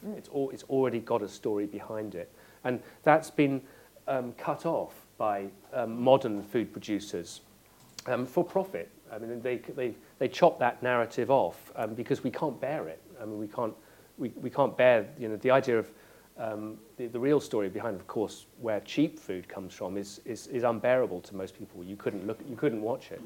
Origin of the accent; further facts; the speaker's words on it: West Country, South West England, United Kingdom; I grew up in the West Country